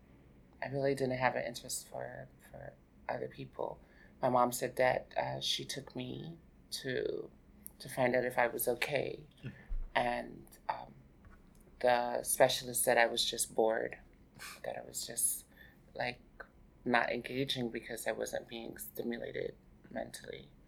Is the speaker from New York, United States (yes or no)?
yes; New York City, New York, United States; also born or lived in Boston, Massachusetts / New Jersey; I basically grew up here in Brooklyn, New York, and New Jersey, actually, at a young age